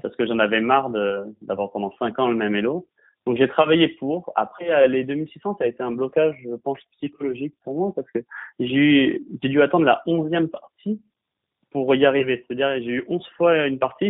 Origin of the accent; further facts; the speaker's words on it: Bordeaux, Nouvelle-Aquitaine, France; je suis de Bordeaux